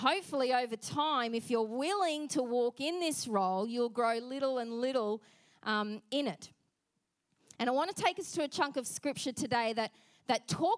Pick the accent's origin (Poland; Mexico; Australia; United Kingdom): Australia; accent: Aussie; our Aussie accent